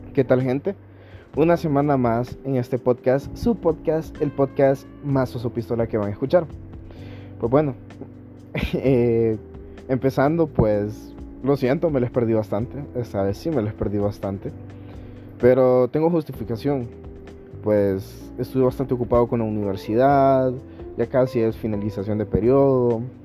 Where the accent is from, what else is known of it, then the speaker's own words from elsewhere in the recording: Honduras; todo el pueblo hondureño